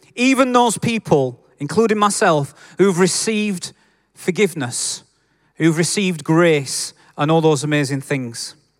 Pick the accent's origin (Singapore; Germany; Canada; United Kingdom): United Kingdom; Yorkshire and the Humber; accent: Yorkshire; I'm a Yorkshireman